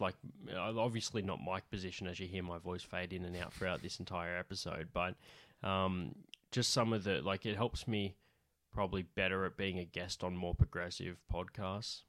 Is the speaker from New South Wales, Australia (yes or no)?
yes; Central West New South Wales, Australia; accent: central West New South Wales